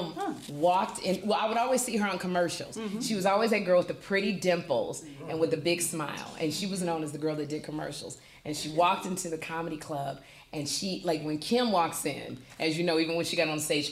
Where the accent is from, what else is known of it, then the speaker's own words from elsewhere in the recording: Chicago, Illinois, United States; We come from Chicago